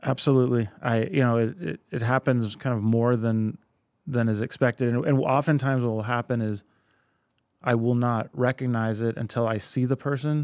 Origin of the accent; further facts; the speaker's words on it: Anchorage, Alaska, United States; first language Spanish; English is a second language; also born or lived in Oregon; I was born and raised here in Anchorage.